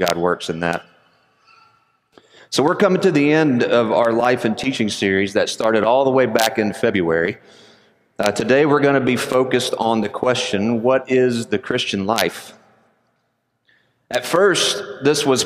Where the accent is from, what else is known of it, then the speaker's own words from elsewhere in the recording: Conyers, Georgia, United States; Although I am a Georgia boy, I was born and raised in Conyers, Georgia.